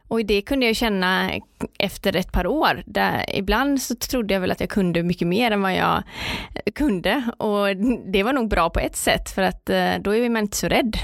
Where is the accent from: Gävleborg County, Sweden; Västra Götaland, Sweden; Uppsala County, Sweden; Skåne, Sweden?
Västra Götaland, Sweden; Partille; Jag kommer från Partille strax utanför Göteborg. Eh, jag är uppvuxen med min eh, mamma och pappa och min lillebror